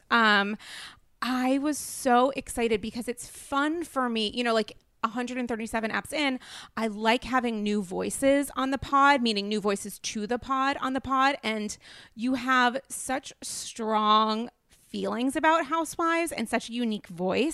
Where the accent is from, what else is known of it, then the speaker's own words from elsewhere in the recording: New England, Rhode Island, United States; now in New York City, United States; I'm from New England. I have Rhode Island manners.